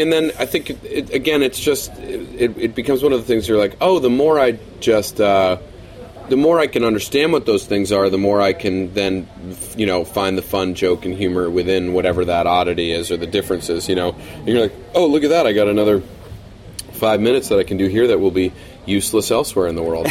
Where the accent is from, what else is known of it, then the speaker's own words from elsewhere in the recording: New York, United States; moved away as an adult; now in Los Angeles, United States; I'm from New York uh, originally